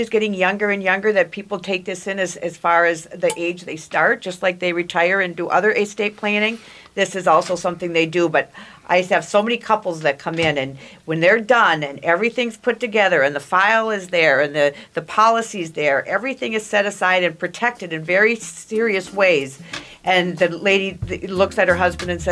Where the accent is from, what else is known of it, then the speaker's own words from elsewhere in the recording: Farmington, Minnesota, United States; I grew up down in Farmington, Minnesota, small town.